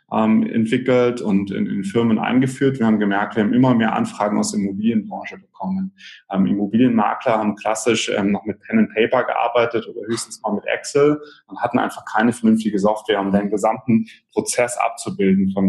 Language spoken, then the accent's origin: German; Munich, Bavaria, Germany; bin ich ein Münchner